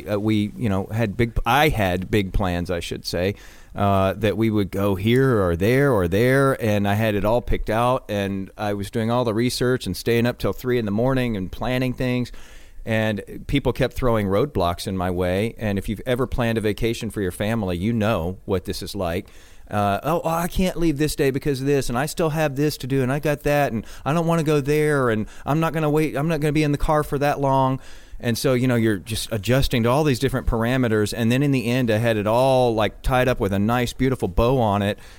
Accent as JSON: {"language": "English", "town": "Galveston", "region": "Texas", "country": "United States", "tie": "born there", "said": "you know I have to be partial to it because I was born in Galveston"}